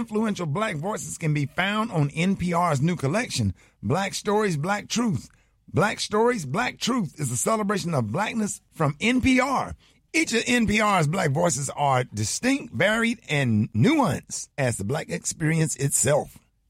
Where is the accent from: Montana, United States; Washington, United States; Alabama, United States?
Alabama, United States; Birmingham; Now, you know I'm from Birmingham, Alabama, so I'm always intrigued with historical events that have happened in my state.